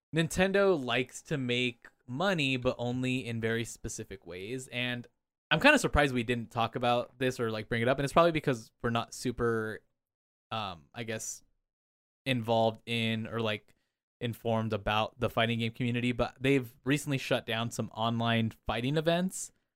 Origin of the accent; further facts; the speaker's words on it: Anaheim, California, United States; I grew up around Disneyland